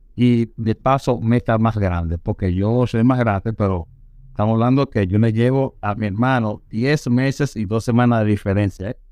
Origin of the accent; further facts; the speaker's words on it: Santo Domingo, Distrito Nacional, Dominican Republic; Nació en Santo Domingo, nací, bueno, me crié en Villajuana y en la zona colonial